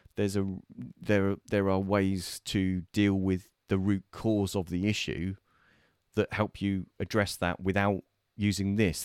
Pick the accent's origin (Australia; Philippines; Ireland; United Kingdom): United Kingdom; we're British